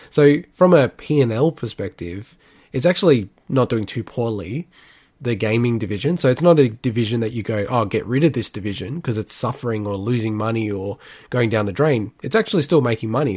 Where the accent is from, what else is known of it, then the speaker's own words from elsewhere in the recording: Australia; we are from Australia